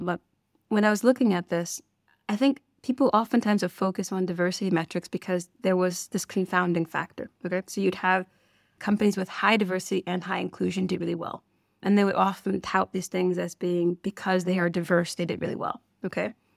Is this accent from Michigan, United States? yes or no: yes; Detroit, Michigan, United States; moved away as an adult; I am originally from Detroit, Michigan, like we said, and for me, I grew up with a family that worked in ministry.